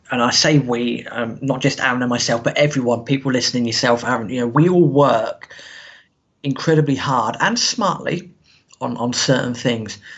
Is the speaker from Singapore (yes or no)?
no; Reading, South East England, United Kingdom; So I'm from Reading. I started getting into football in about 95, 96.